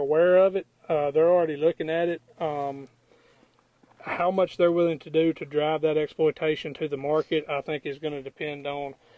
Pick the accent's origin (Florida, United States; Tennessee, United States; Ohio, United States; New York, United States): Tennessee, United States; West; I'm from Tennessee